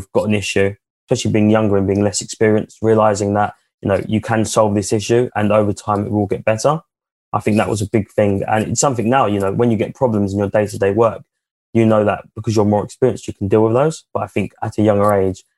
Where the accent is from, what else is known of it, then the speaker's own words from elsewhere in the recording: Chigwell, East of England, United Kingdom; we're from Chigwell.